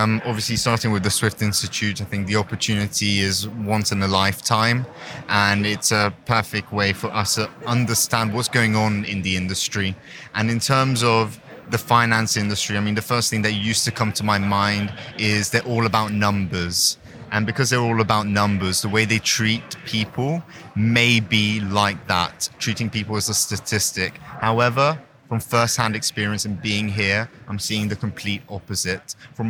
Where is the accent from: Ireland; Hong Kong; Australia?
Hong Kong; So I'm born and raised in Hong Kong to a French-Canadian mother and an English father.